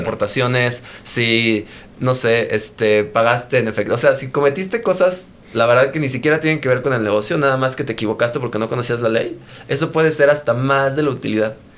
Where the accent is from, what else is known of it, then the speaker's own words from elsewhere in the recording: Mexico; somos mexicanos